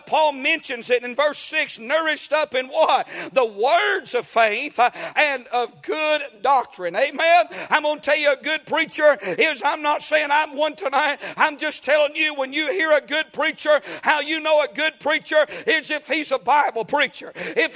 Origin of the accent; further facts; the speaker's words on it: United States; I'm from Murray County